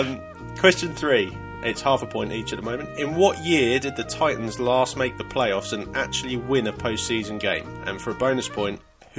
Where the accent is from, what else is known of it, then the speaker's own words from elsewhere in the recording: United Kingdom; We're four British lads